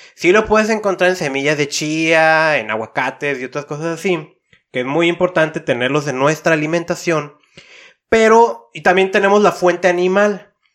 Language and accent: Spanish; Tijuana, Baja California, Mexico; Yo vengo de una ciudad de Tijuana